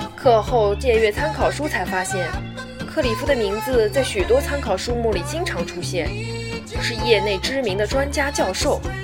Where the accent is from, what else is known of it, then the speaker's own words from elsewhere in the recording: China; moved away as an adult; now in United Kingdom; 我来自中国大陆